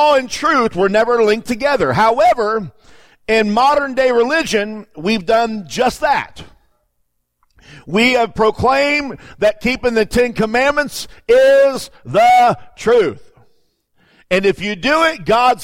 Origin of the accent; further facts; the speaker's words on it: Florida, United States; moved away; I grew up in Florida